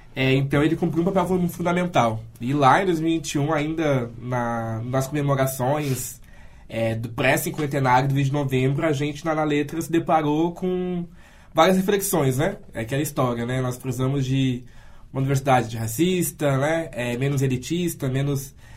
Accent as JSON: {"language": "Portuguese", "town": "Santa Cruz do Sul", "region": "Rio Grande do Sul", "country": "Brazil", "tie": "born or raised there", "moved": "as an adult", "lives_now": "Porto Alegre, Brazil", "said": "eu sou oriundo, sou de Santa Cruz do Sul, uma cidade de cultura alemã"}